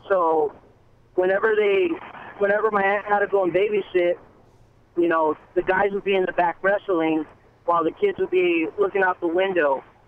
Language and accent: English; El Paso, Texas, United States; now in San Antonio, United States; growing up, I'm from El Paso, El Paso, Texas